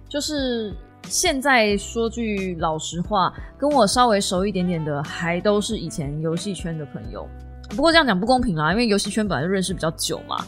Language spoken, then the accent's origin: Chinese; Kaohsiung, Taiwan; 同样身为高雄人